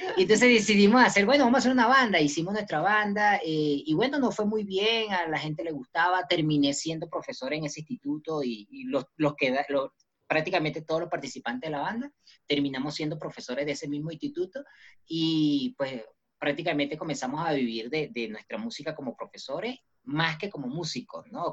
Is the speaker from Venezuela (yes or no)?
yes; Venezuela; now in Bogotá, Colombia; nací en Venezuela y, eh, soy también colombiano por mis padres y ahorita, en este momento, me encuentro en Bogotá, Colombia